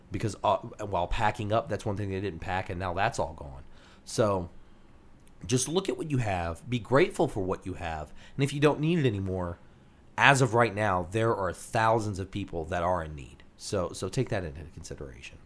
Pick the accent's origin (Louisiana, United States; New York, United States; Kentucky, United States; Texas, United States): Louisiana, United States; who we are here in Louisiana